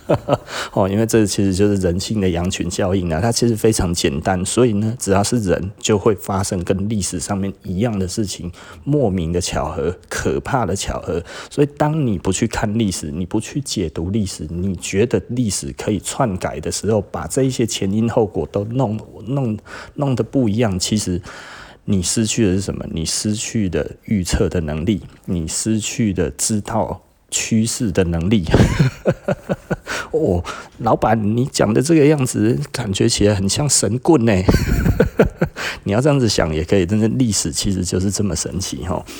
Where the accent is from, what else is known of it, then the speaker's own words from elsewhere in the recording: Taiwan; 我们台湾人